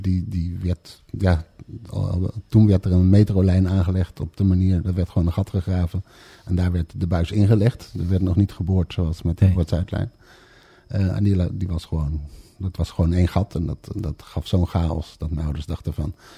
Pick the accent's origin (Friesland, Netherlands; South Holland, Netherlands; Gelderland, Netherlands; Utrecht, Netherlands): Gelderland, Netherlands; Bemmel; also born or lived in Amsterdam; geboren in Amsterdam. Eh, op zeer jonge leeftijd eh, met mijn ouders vanwege de aanleg van de metrolijn verhuisd naar het pittoreske oh. Bemmel.